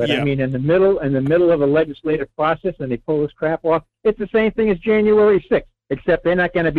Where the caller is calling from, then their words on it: Rhode Island, United States; Hey, Mike. It's … in Rhode Island.